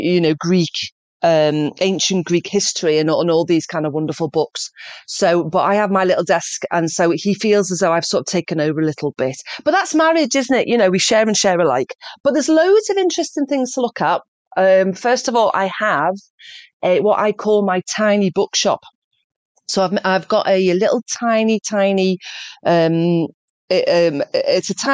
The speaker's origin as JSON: {"language": "English", "town": "Liverpool", "region": "North West England", "country": "United Kingdom", "tie": "born or raised there", "said": "I'm from Liverpool, the posh bit"}